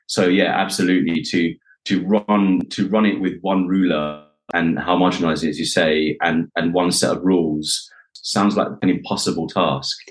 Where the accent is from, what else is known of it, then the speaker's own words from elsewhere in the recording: United Kingdom; being a South Asian boy within the UK